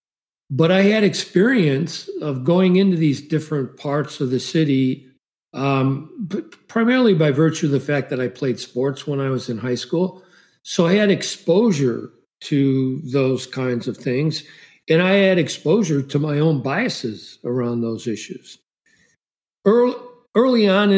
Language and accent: English; Chicago, Illinois, United States; I grew up in Chicago, multiracial environment